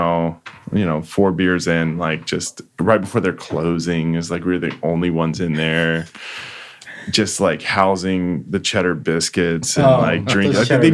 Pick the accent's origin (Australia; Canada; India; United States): United States; Uvalde, Texas; also born or lived in Houston; now in Austin, United States; growing up in Uvalde